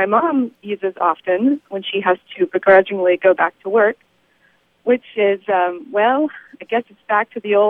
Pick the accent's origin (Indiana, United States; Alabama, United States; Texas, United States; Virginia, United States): Texas, United States; moved away as an adult; also born or lived in Houston / Austin; now in San Diego, United States; So, I'm actually from Texas. I lived in Houston and Austin most of my life